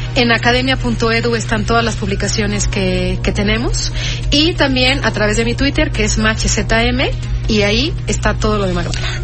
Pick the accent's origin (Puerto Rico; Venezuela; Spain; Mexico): Mexico; porque es un proyecto mexicano y somos los únicos mexicanos que hemos trabajado en Israel